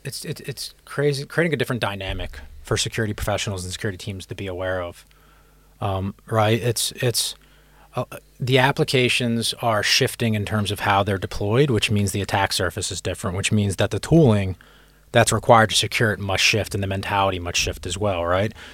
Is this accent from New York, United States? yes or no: no; Philadelphia, Pennsylvania, United States; moved away as an adult; also born or lived in California / San Francisco; now in London, United Kingdom; I'm from Philadelphia in the United States originally.